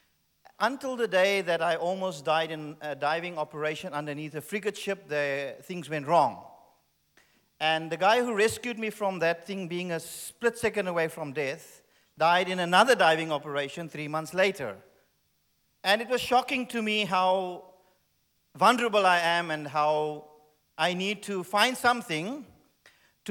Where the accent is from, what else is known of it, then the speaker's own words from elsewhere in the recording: Cape Town, Western Cape, South Africa; Yes, I am South African. And thank you. And I was born in Cape Town